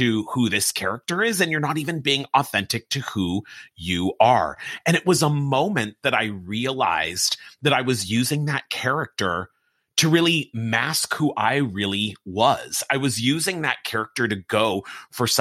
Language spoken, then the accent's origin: English; Pasadena, California, United States; I grew up in Pasadena, California, which is home to the Rose Parade and the Rose Bowl